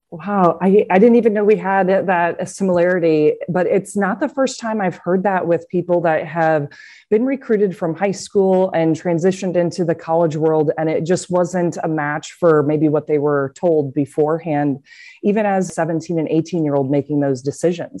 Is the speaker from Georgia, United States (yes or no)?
no; Cedar Rapids, Iowa, United States; Growing up, I'm from Cedar Rapids, Iowa